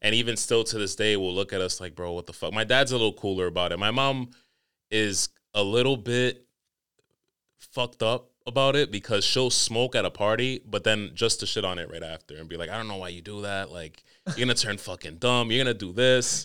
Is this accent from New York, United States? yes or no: yes; New York, United States; Growing up in New York